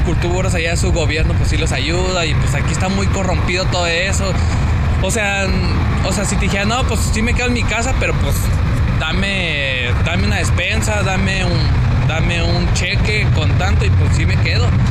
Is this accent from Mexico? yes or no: yes; Mexico; somos mexicanos